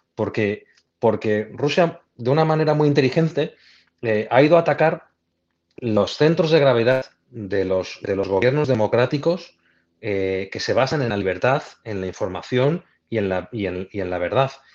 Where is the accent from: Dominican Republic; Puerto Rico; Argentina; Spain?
Spain; soy español